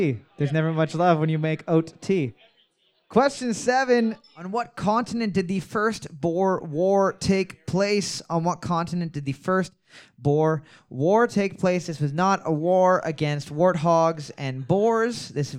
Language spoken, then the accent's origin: English; Ohio, United States; I'm from Ohio, and I love husking corn.